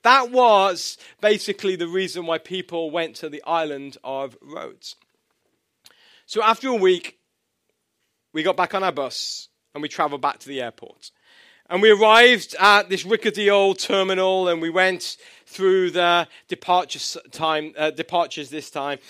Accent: England, United Kingdom; moved away; I'm from England

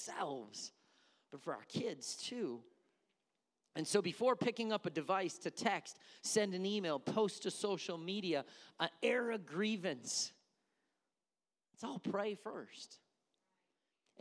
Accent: Milwaukee, Wisconsin, United States; I'm from Milwaukee

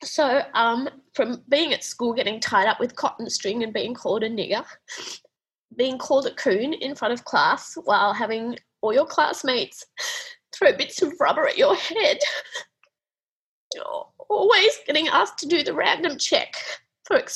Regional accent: Australia; I was Australian

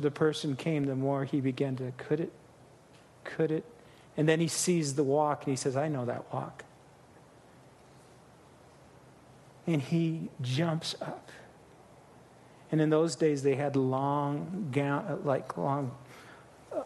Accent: Midwest, United States; I'm from the Midwest

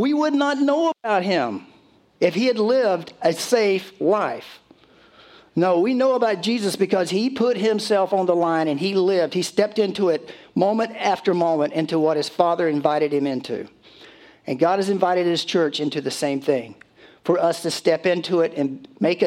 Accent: Conway, South Carolina, United States; Conway's on my mind. That's my hometown

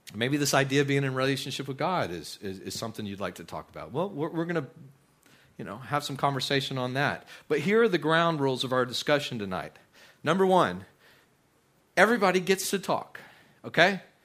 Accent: West Texas, United States; moved away; also born or lived in Midland, Texas / South Louisiana; I, I grew up in West Texas.

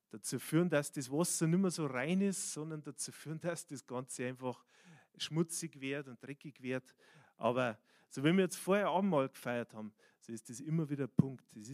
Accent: Bavaria, Germany; born there; manchmal ist man als der, der geboren ist in Bayern sind die Japaner und die Chinesen eher an diesen Orten wie mir persönlich.

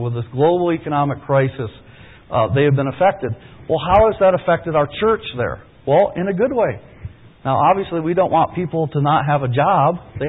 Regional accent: Peru; I was born in Peru. A lot of you, I'm probably less American than a lot of you, but I was born and raised in the Amazon jungle.

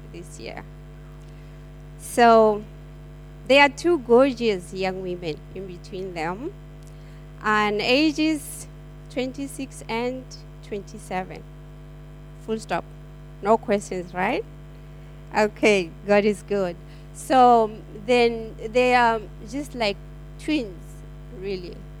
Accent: South Africa; now in Perth, Australia; I am from South Africa

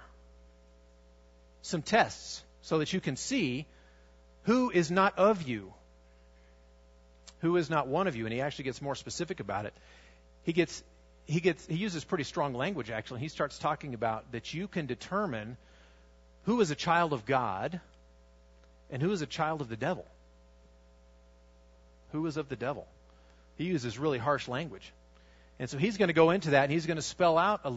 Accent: United States; also born or lived in Russia / Armenia

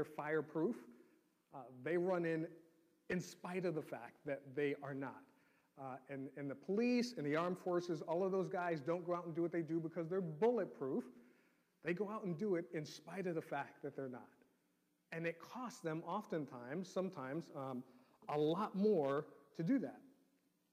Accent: New York City, New York, United States; growing up in New York City

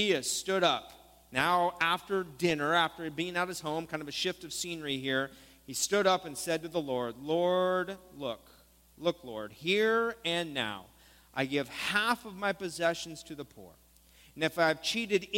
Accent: Stockton, California, United States; We said, Stockton.

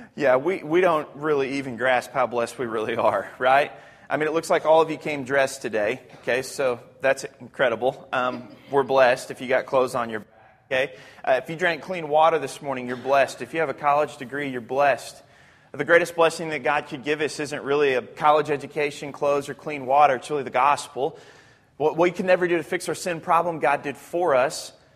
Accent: Arkansas, United States; I'm from Arkansas

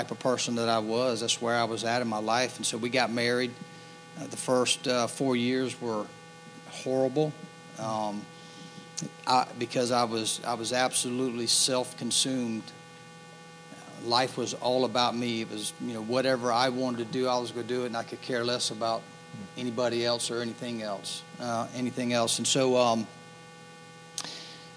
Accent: Hanahan, South Carolina, United States; also born or lived in Goose Creek, South Carolina; We moved from Hanahan to Goose Creek in 1983. And that was a year that Stratford High School opened, so I started there as a freshman

